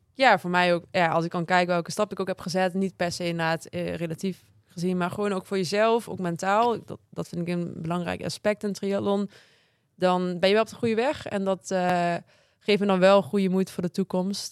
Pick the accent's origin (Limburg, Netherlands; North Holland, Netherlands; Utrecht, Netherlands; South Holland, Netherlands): Limburg, Netherlands; Maastricht; ik kom uit Maastricht